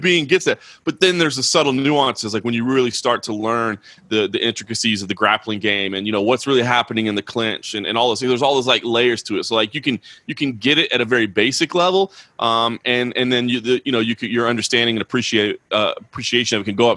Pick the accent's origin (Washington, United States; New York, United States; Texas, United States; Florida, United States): Texas, United States; Dallas; I grew up in Dallas